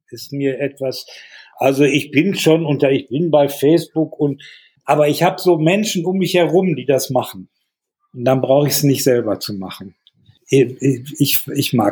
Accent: Hallenberg, North Rhine-Westphalia, Germany; born there; Die waren evakuiert ins Sauerland und äh, deshalb bin ich dann 1946 in Hallenberg zur Welt gekommen, wo meine Eltern noch waren.

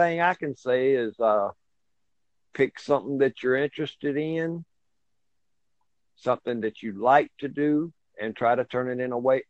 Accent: Plains, Georgia, United States; I was born here in Georgia, and I have been as far away as Oklahoma, but I always come back.

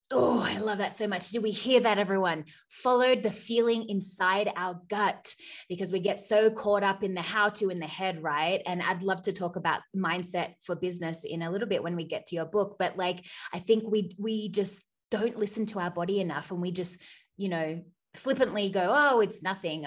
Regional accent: Australia; accent: Australian; now in United States; I'm Australian, but I live in the U S

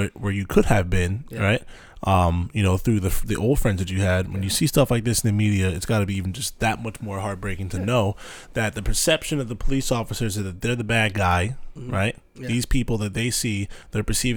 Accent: Manalapan, New Jersey, United States; I grew up out here, Manal being kind of considered South Jersey, closer to the shore area

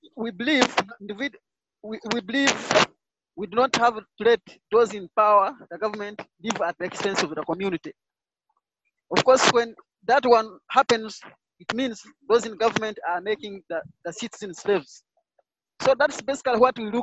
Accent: Uganda; I'm from Uganda

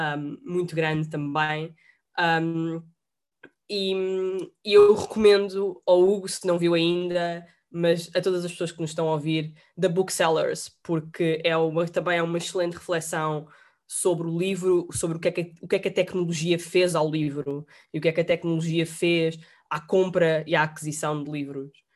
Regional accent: Lisbon, Portugal; eu sou de Lisboa e tenho e gosto muito de Lisboa

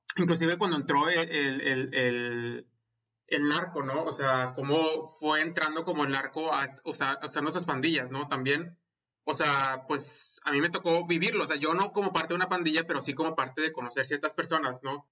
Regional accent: Monterrey, Nuevo León, Mexico; now in United States; soy regio y he inmigrado a los Estados Unidos

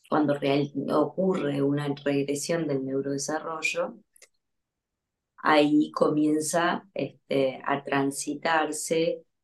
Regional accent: Uruguay; moved away as an adult; now in Buenos Aires, Argentina; soy uruguaya, ahora estoy en Buenos Aires, voy y vengo

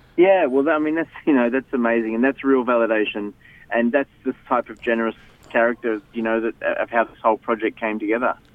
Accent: Melbourne, Victoria, Australia; I grew up in Melbourne.

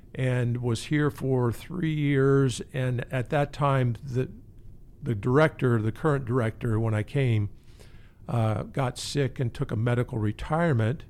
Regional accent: Annapolis, Maryland, United States; moved away; I grew up in Annapolis.

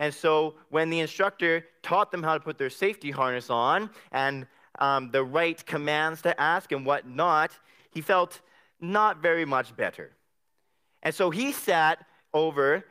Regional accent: Abbotsford, British Columbia, Canada; I come from Abbotsford

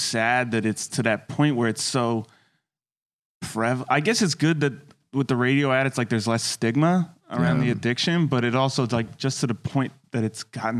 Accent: Ohio, United States; moved away; I'm from the Midwest, which I feel like where the opioid epidemic is hitting really hard.

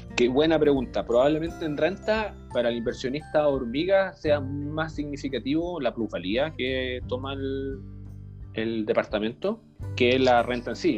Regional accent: Iquique, Tarapacá, Chile; now in Santiago, Chile; soy iquiqueño, siempre destaco eso para que la gente lo sepa, la gente de regiones también haciendo patria aquí en Santiago

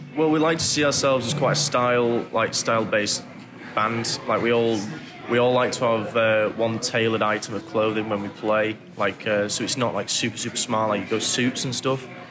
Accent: England, United Kingdom; also born or lived in Manchester; growing up in England was uh, quite weird experience to start with. As like I came uh, similar to Josh and Dom, came from a little small town where nothing really happened

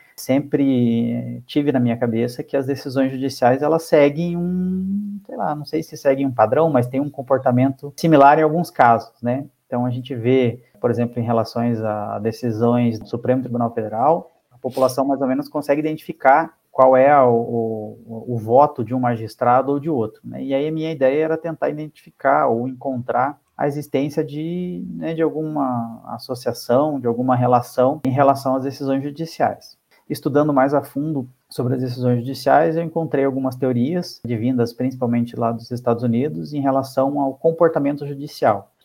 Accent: Curitiba, Paraná, Brazil; Eu sou aqui de Curitiba

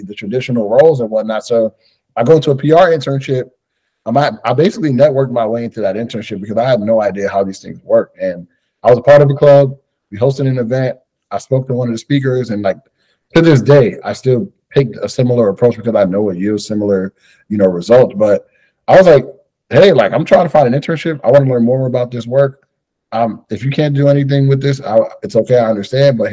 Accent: New York City, New York, United States; a young Black man growing up in New York

